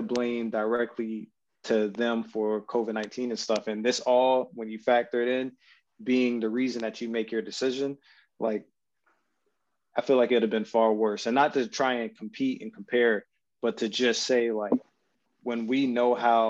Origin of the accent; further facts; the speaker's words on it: Japan; this is just from my time growing up in Japan and just being around not only just Japanese but Filipino people as well